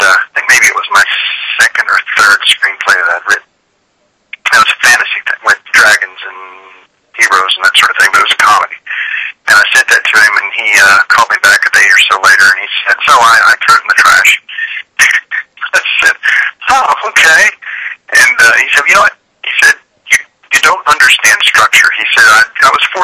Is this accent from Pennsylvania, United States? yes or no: no; Kentucky, United States; moved away; also born or lived in Tennessee; I grew up in Kentucky, so small town and small town life